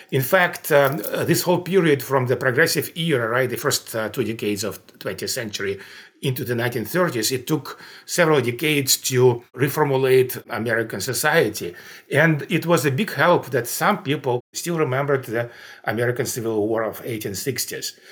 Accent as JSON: {"language": "English", "country": "Russia", "tie": "born or raised there", "second_language": "English", "said": "I grew up in the Soviet Union, and by the time when I grew up, it was not an evil empire by any means."}